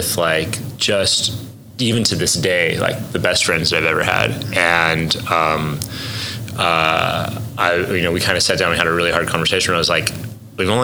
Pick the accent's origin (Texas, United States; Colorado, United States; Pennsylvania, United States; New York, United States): Colorado, United States; Denver; moved away as an adult; also born or lived in Southern California; now in Oklahoma City, United States; I was born in Southern California, and my family, when I was like 8, moved to Denver, and so I grew up out there